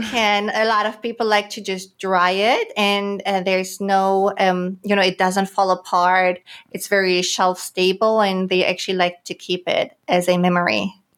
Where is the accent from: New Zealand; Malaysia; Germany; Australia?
Germany; moved away as an adult; also born or lived in Greater Washington, D.C. area; now in San Diego, United States; I was born and raised in Germany